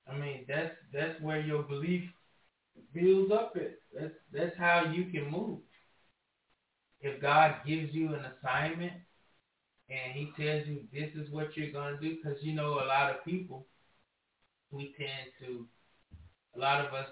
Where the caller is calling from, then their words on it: Michigan, United States; Hi, this is … I'm from Michigan.